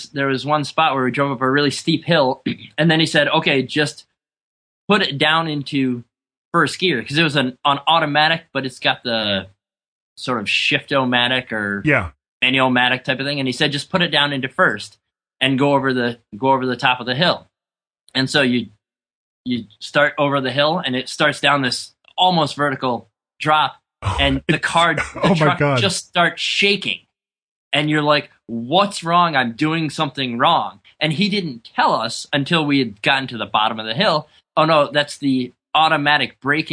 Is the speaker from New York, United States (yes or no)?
yes; small town about an hour from Albany, New York, United States; also born or lived in Rochester, New York; my wife and I decided to move back to my hometown, which being that we're from a town of about 2,200